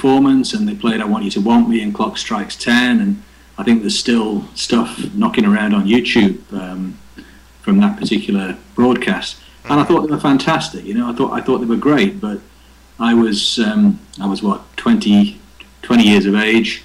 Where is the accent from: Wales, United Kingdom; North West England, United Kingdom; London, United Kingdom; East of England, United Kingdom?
North West England, United Kingdom; Liverpool; moved away as an adult; also born or lived in Germany; now in Scotland, United Kingdom; I was born in Liverpool in 1957.